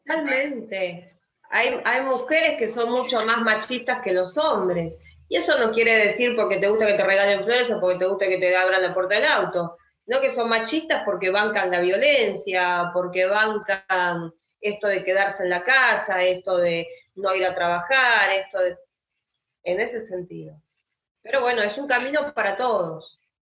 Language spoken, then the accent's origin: Spanish; Argentina; como argentina